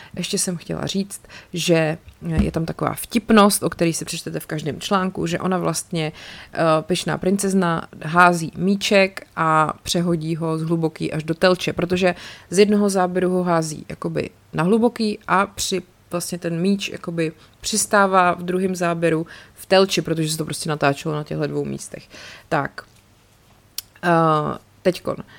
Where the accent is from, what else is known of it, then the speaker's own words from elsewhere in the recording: České Budějovice, South Bohemian Region, Czechia; jako rodák z Českých Budějovic